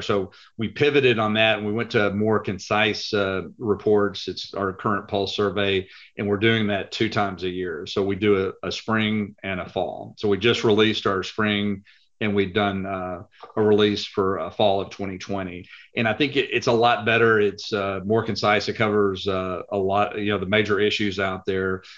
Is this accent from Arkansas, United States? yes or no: no; Lubbock, Texas, United States; moved away as an adult; now in Dallas, United States; I am originally from Lubbock, Texas. Uh, I moved to Dallas, Texas about 35 years ago.